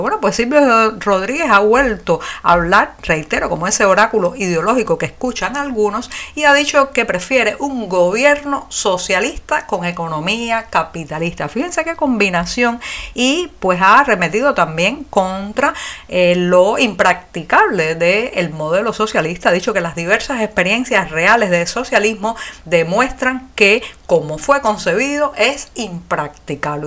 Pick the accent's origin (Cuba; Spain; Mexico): Cuba; los que nacimos y residimos en este este país